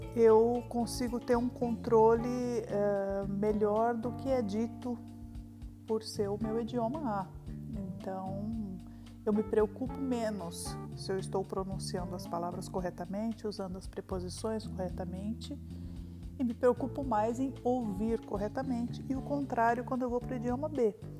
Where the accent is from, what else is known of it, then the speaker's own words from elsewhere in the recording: São Caetano do Sul, São Paulo, Brazil; eu sou de São Caetano do Sul e moro na Grande São Paulo